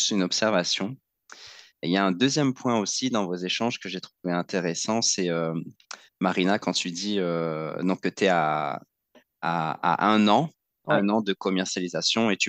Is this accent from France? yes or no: yes; Réunion, France; des, freins qu'on se met en tant que, en tant que réunionnais, en tant qu'ultramarin, euh, de ne pas se sentir à la hauteur